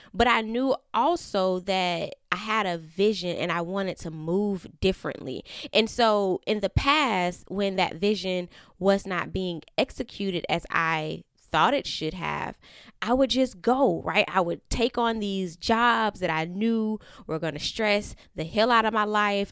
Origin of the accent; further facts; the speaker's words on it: Florida, United States; now in Atlanta, United States; I am from Florida